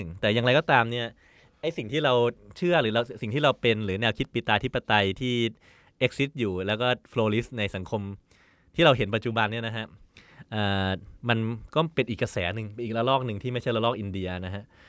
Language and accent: Thai; Thailand; ผมเป็นคนไทยเนี่ยผมผมกลายเป็นคนไทยไปแล้ว